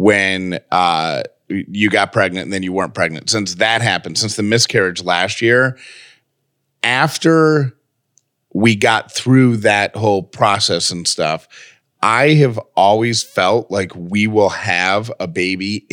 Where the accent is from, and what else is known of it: Syracuse, New York, United States; born or raised there; moved away